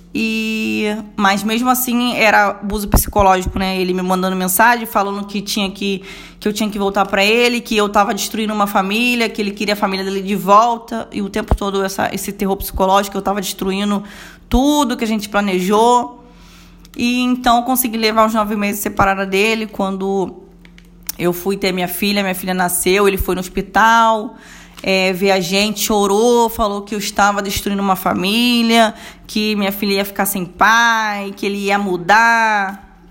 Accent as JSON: {"language": "Portuguese", "region": "Rio de Janeiro", "country": "Brazil", "said": "vim de Bangu mesmo"}